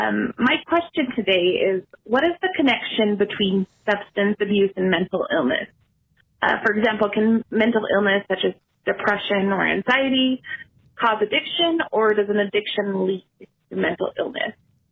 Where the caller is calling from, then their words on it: Roy, Utah, United States; I'm calling from Roy, Utah.